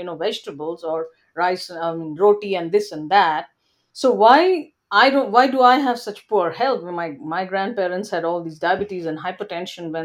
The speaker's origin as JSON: {"language": "English", "country": "India", "tie": "born or raised there", "moved": "as an adult", "lives_now": "Canada", "said": "when I was growing up in India"}